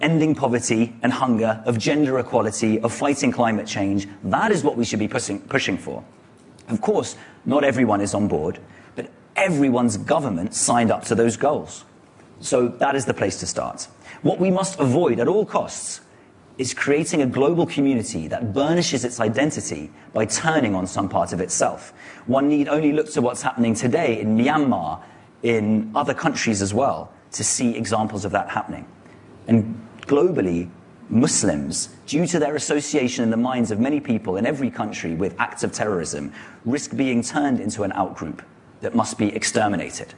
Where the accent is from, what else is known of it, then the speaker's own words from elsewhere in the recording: London, United Kingdom; I am a Londoner long before I am a Briton